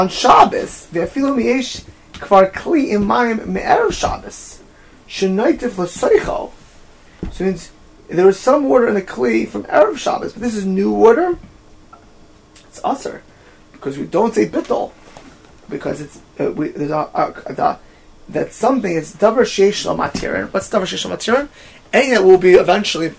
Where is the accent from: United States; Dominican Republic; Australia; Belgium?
United States; Miami Beach, Florida; I grew up in Miami Beach by like 1990